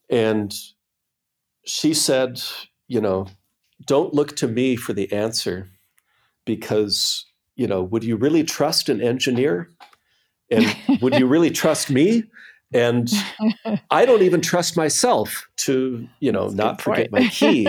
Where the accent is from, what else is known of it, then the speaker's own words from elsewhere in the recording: Minnesota, United States; I'm from Minnesota, yeah.